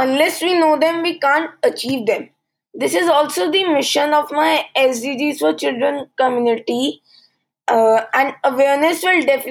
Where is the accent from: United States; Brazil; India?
India; from India. I am 15 years old. I study in Alcon International School, India